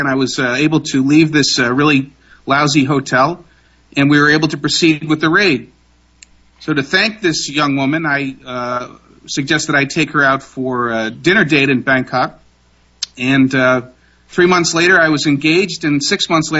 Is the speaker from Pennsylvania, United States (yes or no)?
yes; Pennsylvania, United States; when I was a kid growing up in Pennsylvania